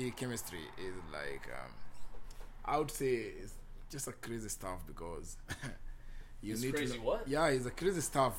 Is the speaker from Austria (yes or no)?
no; Kenya; English is a second language; moved away as an adult; I'm from Kenya.